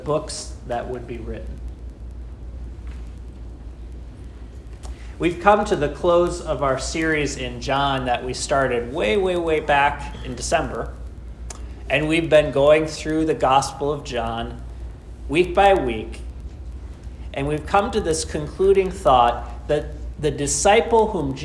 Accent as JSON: {"language": "English", "town": "Austin", "region": "Minnesota", "country": "United States", "tie": "born or raised there", "said": "When I was growing up in Austin, Minnesota"}